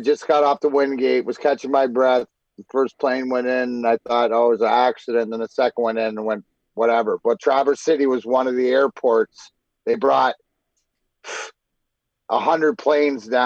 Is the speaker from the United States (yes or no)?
no; Canada; moved away; being Canadian and going to school there